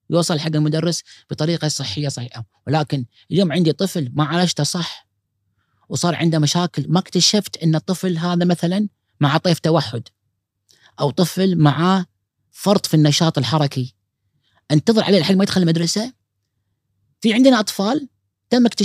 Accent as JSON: {"language": "Arabic", "country": "Kuwait", "said": "هذا متوسط العمر الادلت عندنا بالكويت"}